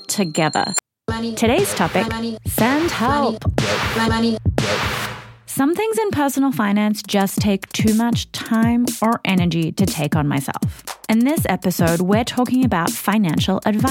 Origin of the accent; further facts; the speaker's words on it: Australia; moved away as an adult; now in United States; I'm from Australia. I moved to the US about 6 years ago.